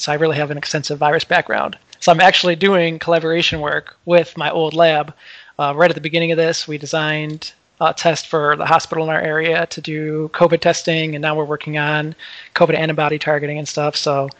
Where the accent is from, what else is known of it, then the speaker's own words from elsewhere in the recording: Perrysburg, Ohio, United States; I'm from Perrysburg, which is a little suburb outside of Toledo.